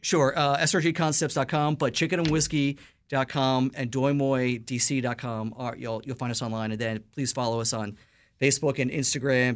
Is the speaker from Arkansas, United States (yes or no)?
no; New York City, New York, United States; Lower East Side, East Village where I'm from